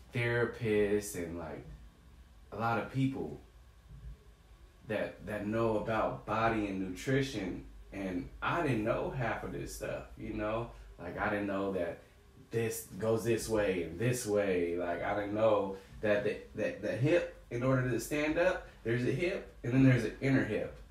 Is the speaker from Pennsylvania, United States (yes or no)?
no; San Diego, California, United States; I grew up in Southeast, Southeast San Diego, right there off Euclid